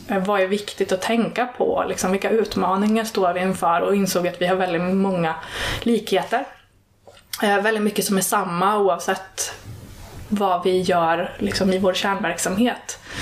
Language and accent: Swedish; Arvika, Värmland, Sweden; now in Stockholm, Sweden; Jag kom ju från Arvika